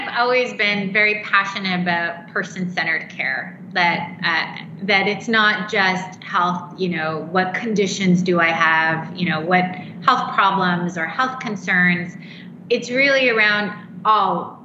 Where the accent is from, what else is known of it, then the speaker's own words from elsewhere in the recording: Canada; moved away; I'm actually Canadian